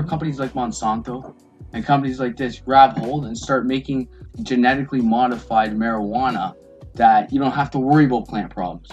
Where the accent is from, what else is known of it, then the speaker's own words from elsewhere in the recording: Windsor, Ontario, Canada; I'm from uh, just around the corner, Windsor, Ontario